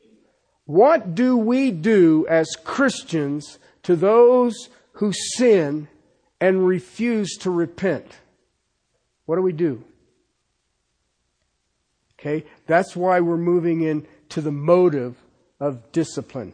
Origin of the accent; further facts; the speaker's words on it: United States; I'm an American. I'm thankful to be an American